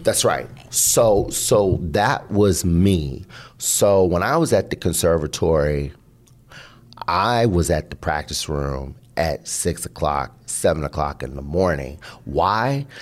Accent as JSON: {"language": "English", "town": "Seattle", "region": "Washington", "country": "United States", "also_born_or_lived": "Boston", "said": "I'm from Seattle"}